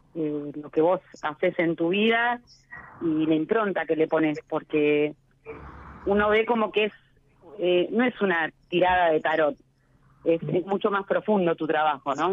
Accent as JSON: {"language": "Spanish", "town": "La Plata", "region": "Buenos Aires Province", "country": "Argentina", "tie": "born or raised there", "said": "Yo soy este, platense, oriunda de La Plata"}